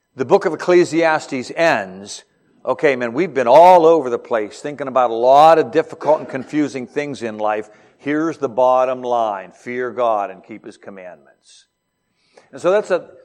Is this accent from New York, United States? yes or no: no; Beaver Falls, Pennsylvania, United States; I'm from Beaver Falls, Pennsylvania, hometown of Joe Namath